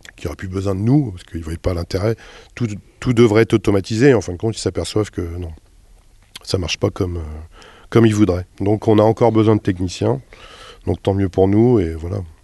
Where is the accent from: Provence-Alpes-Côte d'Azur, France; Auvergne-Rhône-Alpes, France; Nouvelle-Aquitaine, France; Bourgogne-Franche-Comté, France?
Bourgogne-Franche-Comté, France; Jura; moved away; moi je suis pas du tout du coin, là je suis du Jura